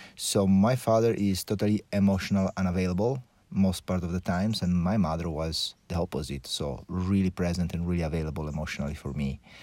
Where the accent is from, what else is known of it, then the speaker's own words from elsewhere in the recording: Porto Cervo, Sardinia, Italy; also born or lived in Switzerland; I grew up in a really pretty normal family, let's say, here in Sardine Island.